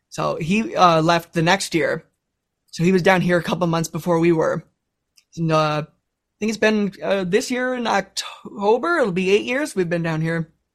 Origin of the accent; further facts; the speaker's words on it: Michigan, United States; moved away; All of us, we're originally from Michigan.